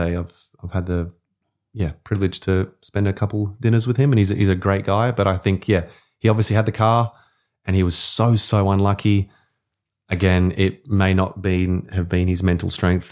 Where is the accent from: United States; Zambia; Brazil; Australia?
Australia